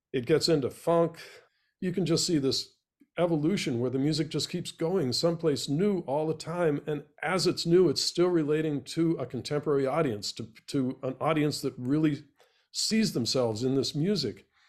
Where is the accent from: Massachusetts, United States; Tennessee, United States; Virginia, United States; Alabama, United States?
Massachusetts, United States; Boston; now in New Orleans, United States; I'm a Bostonian